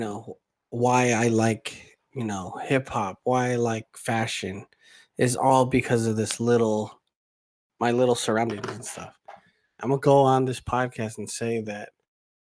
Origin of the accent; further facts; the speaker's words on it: Hayward, California, United States; I grew up in Hayward